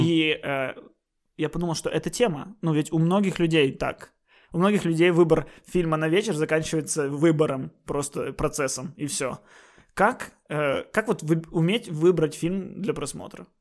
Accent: Odesa, Odesa Oblast, Ukraine; now in Kyiv, Ukraine; я все-таки городской, я из Одессы

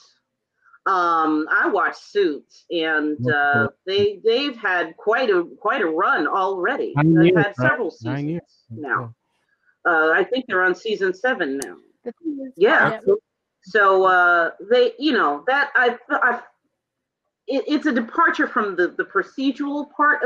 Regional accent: New York, United States; I'm New York born and raised

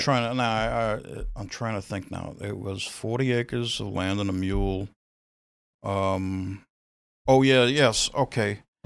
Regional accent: New York City, New York, United States; I grew up in Brooklyn.

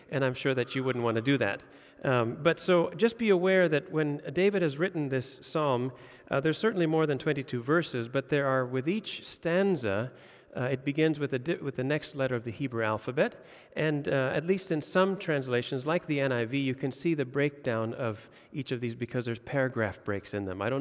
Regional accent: Indonesia; now in Denmark; Uh, I grew up in Indonesia. We saw corruption and bribery all the time.

